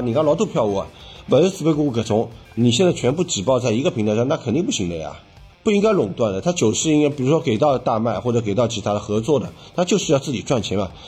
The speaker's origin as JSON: {"language": "Chinese", "region": "Shanghai", "country": "China", "tie": "born or raised there", "said": "我就是本地的上海人"}